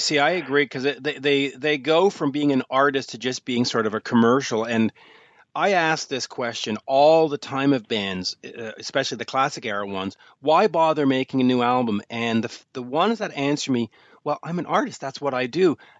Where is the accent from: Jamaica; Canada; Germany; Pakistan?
Canada; as a Canadian